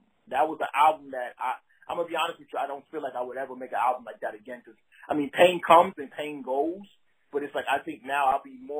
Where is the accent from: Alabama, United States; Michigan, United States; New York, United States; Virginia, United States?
New York, United States; Brooklyn; moved away as an adult; also born or lived in the South (US); growing up in Brooklyn and listening to hip hop